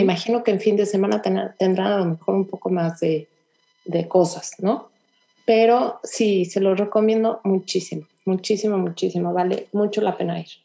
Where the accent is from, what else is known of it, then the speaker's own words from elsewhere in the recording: Mexico; now in Houston, United States; soy mexicana